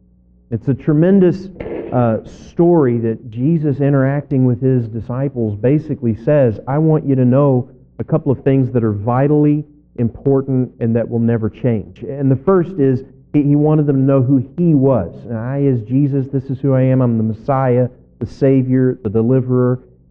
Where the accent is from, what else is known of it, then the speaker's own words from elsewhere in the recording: Kentucky, United States; also born or lived in Northwest Arkansas; now in Arkansas, United States; I grew up in Kentucky, but no place had ever felt like home like Northwest Arkansas.